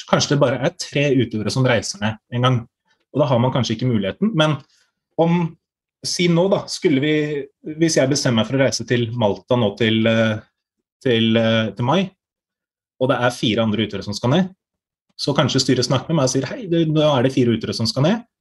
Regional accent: Norway; noe som viser at vi er fra Norge og representerer Norge

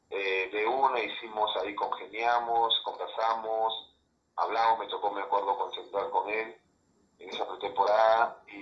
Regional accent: Lima, Peru; also born or lived in Cusco; Yo nací en, Lima, yo nací en Santiago

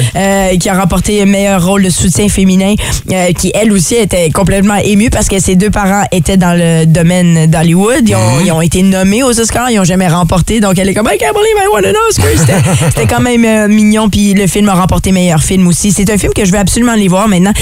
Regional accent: Ottawa, Ontario, Canada; moved away; je viens d'Ottawa

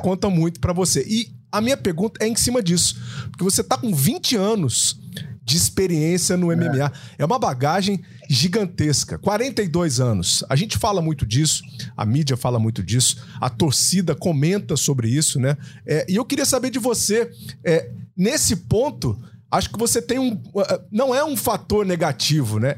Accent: Itanhandu, Minas Gerais, Brazil; Mineirinho, Mineirinho igual, igual o cidadão aqui também, mas eu sou do sul de Minas, viu? Eu não sei nem se ele conhece é. a minha região ali, Tanhandu

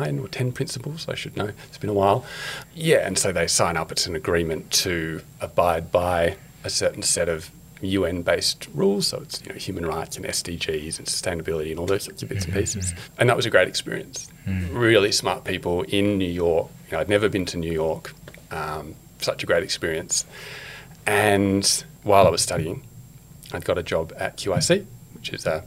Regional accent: Canberra, Australian Capital Territory, Australia; moved away as an adult; now in Sydney, Australia; being a good Canberran, went and worked for the government, finance department

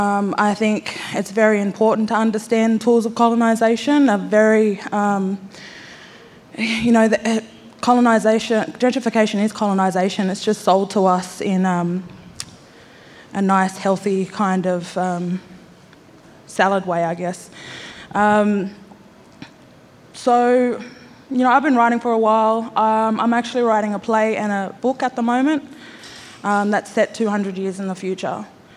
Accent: Sydney, New South Wales, Australia; I grew up in Redfern, Waterloo.

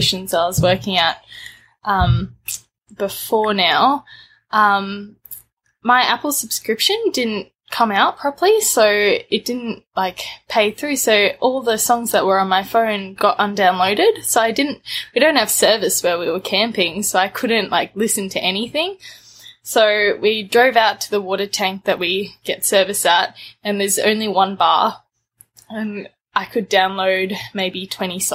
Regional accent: Australia; also born or lived in Durban, South Africa; I was born in South Africa in Durban on the East Coast, and I moved to Australia when I was 5 with my mum, my dad, and my little brother

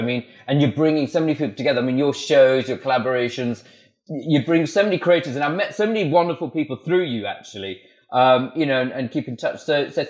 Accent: Malawi; born there; also born or lived in Swaziland / Botswana; I was born in Malawi. I lived in Swaziland and Botswana.

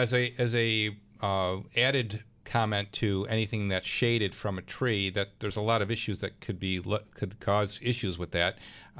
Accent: Clarence, New York, United States; my hometown, Clarence

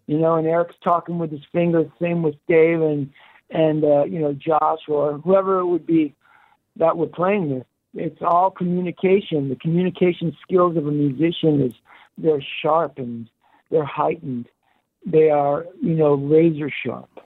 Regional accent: New York City, New York, United States; born in Queens, and the Jets were my favorite team growing up

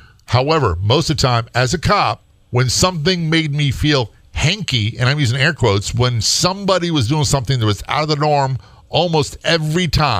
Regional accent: United States; moved away; also born or lived in Maryland; I'm from Virginia and Maryland originally

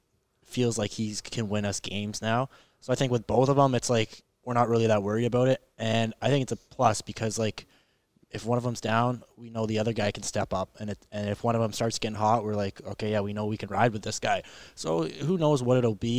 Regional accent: Vancouver, British Columbia, Canada; moved away; my hometown

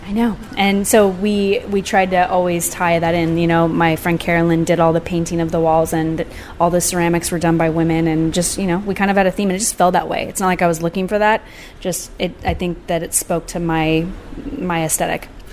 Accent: San Clemente, California, United States; also born or lived in Laguna Beach, California; I grew up in San Clemente and Laguna Beach

